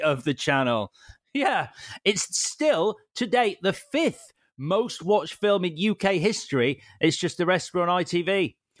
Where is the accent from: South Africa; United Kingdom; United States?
United Kingdom; Leeds, Yorkshire and the Humber; my local video store, Barker's Video on Street Lane in Leeds